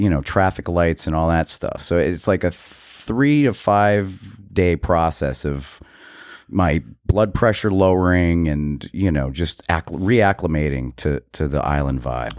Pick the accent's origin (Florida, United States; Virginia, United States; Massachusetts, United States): Massachusetts, United States; Western; when I was a kid, uh, growing up in Western Mass